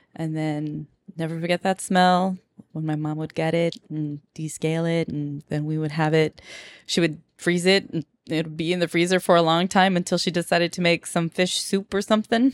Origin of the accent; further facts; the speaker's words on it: Moreno Valley, California, United States; moved away; also born or lived in Perris, California; my parents, um, just chose Moreno Valley